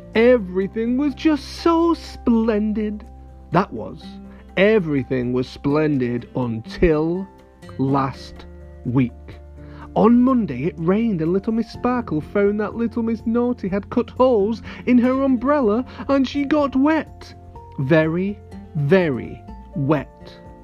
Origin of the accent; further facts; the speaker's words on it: near Manchester, North West England, United Kingdom; very close to my hometown